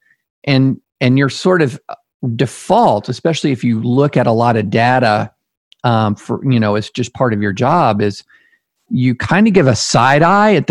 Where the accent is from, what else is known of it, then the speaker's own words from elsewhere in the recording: the South, United States; also born or lived in Alabama / Louisiana / Tennessee / Kentucky; I grew up in the South